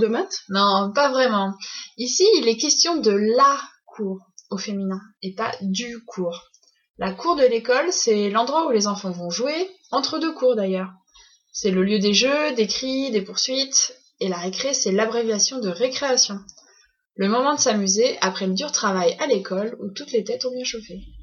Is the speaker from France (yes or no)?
yes; France; on est française et pas québécoise